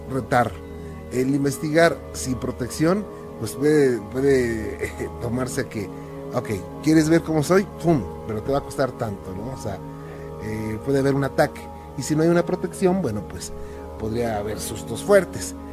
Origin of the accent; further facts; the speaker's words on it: León, Guanajuato, Mexico; Eh, yo soy de León, Guanajuato.